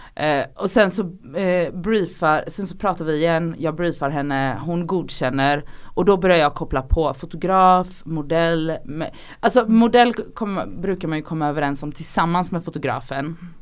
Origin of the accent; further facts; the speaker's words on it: Gothenburg, Västra Götaland, Sweden; moved away as an adult; also born or lived in Oslo; jag är från Göteborg